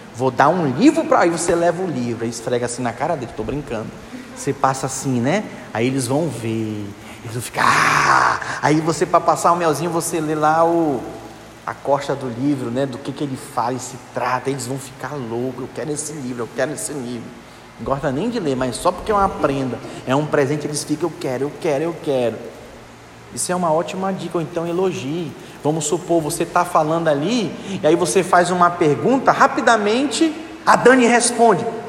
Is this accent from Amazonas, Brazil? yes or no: yes; Manaus, Amazonas, Brazil; Eu sou de Manaus, Amazonas. Aí lá eles falam assim: deixa o bichinho